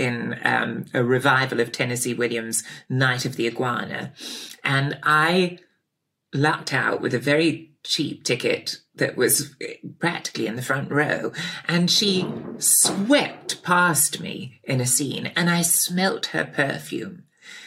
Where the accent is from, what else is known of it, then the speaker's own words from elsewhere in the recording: Pangbourne, South East England, United Kingdom; also born or lived in Bradfield; my parents moved to Pangbourne when I was about five from Bradfield College